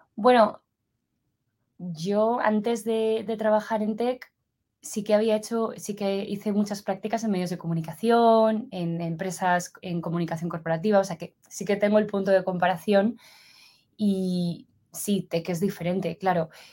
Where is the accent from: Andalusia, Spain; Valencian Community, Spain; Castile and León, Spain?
Valencian Community, Spain; Valencia; moved away as an adult; also born or lived in Madrid, Spain / San Francisco, United States; now in Zurich, Switzerland; yo soy originalmente de Valencia, en España, y a los 18 años me fui a, me fui a Madrid